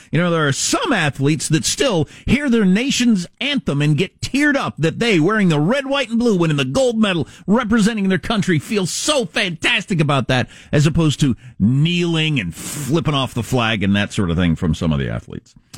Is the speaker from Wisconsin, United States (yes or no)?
yes; Wisconsin, United States; I grew up in Wisconsin, the freaking dairy state